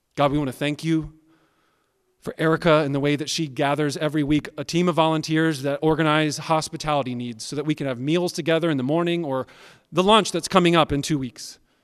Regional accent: United States; I like being an American. I'm glad that I'm a citizen of America

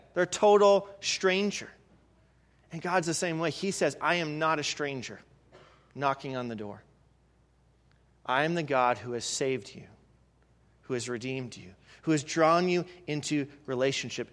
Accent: Canada; moved away; I'm from Canada

